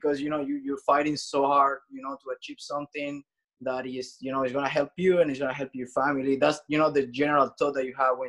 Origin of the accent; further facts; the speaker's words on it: Santiago, Santiago Metropolitan Region, Chile; Chile, Santiago.